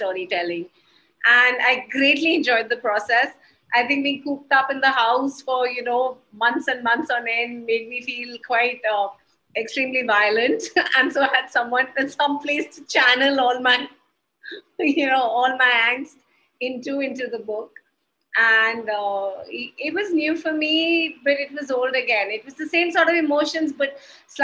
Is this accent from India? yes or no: yes; Haryana, India; also born or lived in Gurgaon; I am from Haryana and I live in Gurgaon